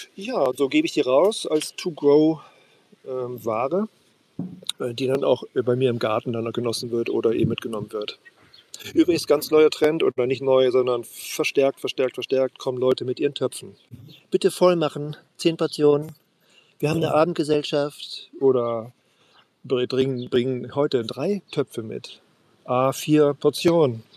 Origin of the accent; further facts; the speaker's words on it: Worpswede, Lower Saxony, Germany; now in Sylt, Germany; Worpswede, meiner Heimat